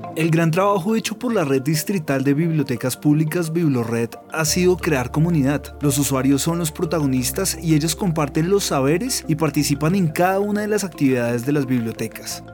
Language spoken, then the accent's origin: Spanish; Peru; moved away as an adult; now in Colombia; Vengo del Perú, eh, vivo ya hace cuatro años en Colombia